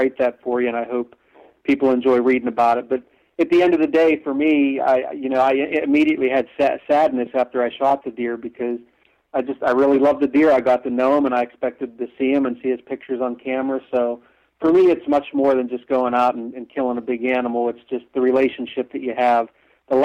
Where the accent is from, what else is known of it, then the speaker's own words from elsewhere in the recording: western Pennsylvania, United States; I grew up in Pennsylvania